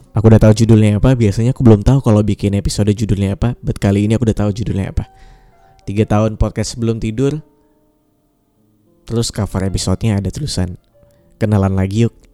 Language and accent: Indonesian; Pontianak, West Kalimantan, Indonesia; moved away as an adult; also born or lived in Yogyakarta; now in Jakarta, Indonesia; Umurku sekarang sekarang 24 tahun Asalku dari Pontianak, Kalimantan Barat, um, besar di sana. Ibu bapakku juga masih di sana. Um, kuliah di Jogja 6 tahun dari 2014 sampai 2020. Dan sekarang aku di Jakarta kerja di sini.